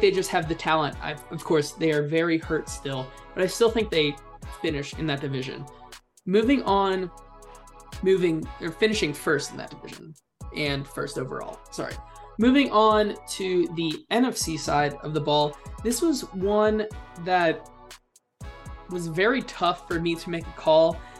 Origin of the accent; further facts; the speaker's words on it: Cincinnati, Ohio, United States; I am from Cincinnati